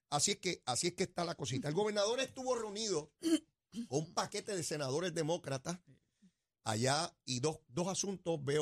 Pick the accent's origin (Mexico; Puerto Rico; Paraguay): Puerto Rico; Nosotros somos boricuas